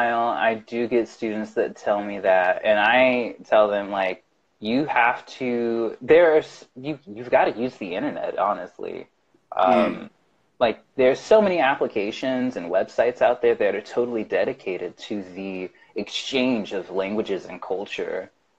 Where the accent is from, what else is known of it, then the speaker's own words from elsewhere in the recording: the South, United States; accent: Southern twang; but I am originally from the South. So when I get angry or excited, that's when like you'll start hearing my Southern twang.